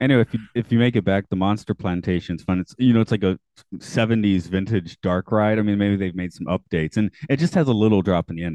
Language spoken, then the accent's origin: English; Atlanta, Georgia, United States; I'm from Atlanta